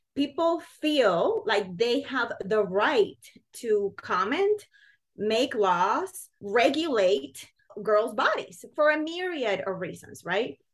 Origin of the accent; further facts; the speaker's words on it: Puerto Rico; moved away as an adult; now in United States; as a teen growing up in Puerto Rico.